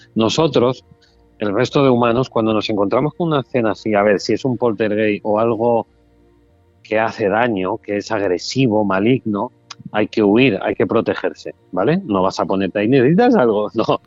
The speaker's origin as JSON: {"language": "Spanish", "area": "Mallorca", "region": "Balearic Islands", "country": "Spain", "moved": "yes", "lives_now": "Málaga, Spain", "said": "Ahora estoy en una feria que han creado en Mallorca, que estuve hace poco y he disfrutado mucho de mi tierra"}